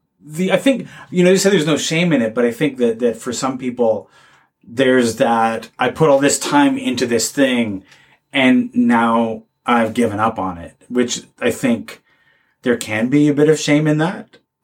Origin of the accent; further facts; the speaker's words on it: Ajax, Ontario, Canada; I grew up in Ajax, a small town